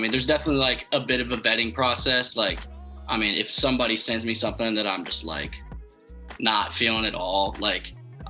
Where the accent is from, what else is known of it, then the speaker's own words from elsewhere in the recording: Nashville, Tennessee, United States; I'm from Nashville, Tennessee.